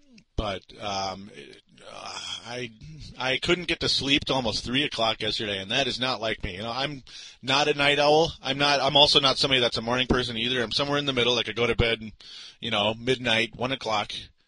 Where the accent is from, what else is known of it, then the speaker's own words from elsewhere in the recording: Minnesota, United States; I'm a Minnesotan, born and raised.